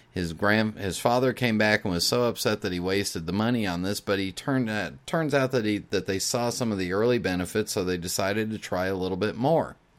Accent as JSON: {"language": "English", "country": "United States", "said": "I am American"}